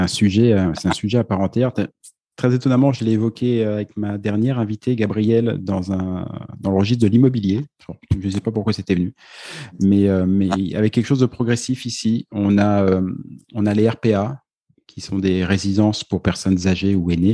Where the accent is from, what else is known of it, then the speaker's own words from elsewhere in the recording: France; si on est français